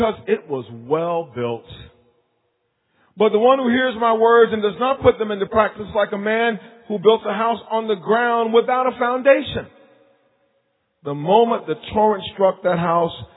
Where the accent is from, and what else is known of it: Wilmington, North Carolina, United States; born or raised there; moved away